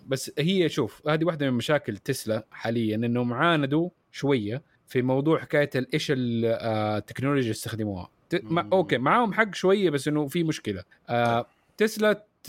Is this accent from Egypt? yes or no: no; Saudi Arabia; احنا عندنا في السعوديه